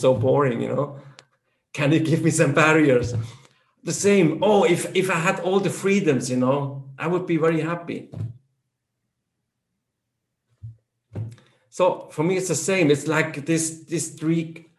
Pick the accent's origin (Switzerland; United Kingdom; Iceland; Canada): Switzerland; English is a second language; even within our country, we have three main languages. That's German, French, and Italian.